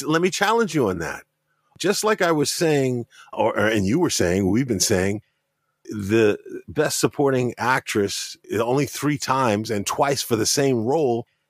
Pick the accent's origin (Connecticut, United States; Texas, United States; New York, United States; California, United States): New York, United States; growing up in New York and knowing other Afro-Latinos